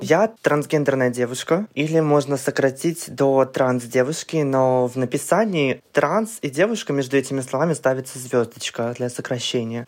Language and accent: Russian; Kamchatka Krai, Russia; я родом с Камчатки, и адекватный интернет у нас появился очень очень поздно